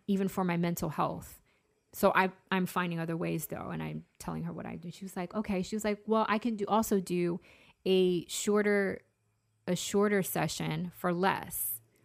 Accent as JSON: {"language": "English", "region": "Massachusetts", "country": "United States", "said": "I'm from Massachusetts."}